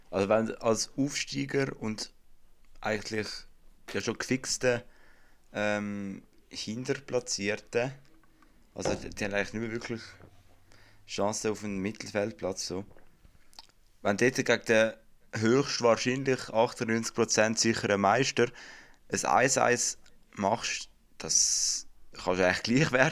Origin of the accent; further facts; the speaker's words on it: Winterthur, Zurich, Switzerland; Und zwar, ja, da ist man natürlich mit, ja, als Winterthurer mit der Erwartung von einem ja, von einem harten Spiel.